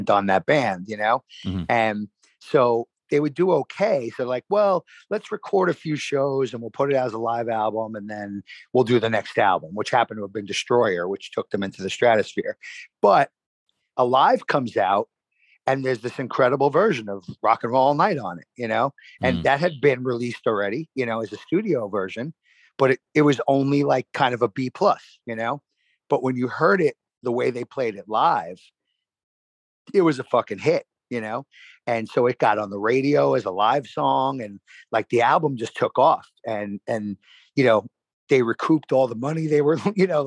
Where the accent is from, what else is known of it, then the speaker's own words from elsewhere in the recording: New York City, New York, United States; Hollis was basically like a town over from where I grew up in Queens Village.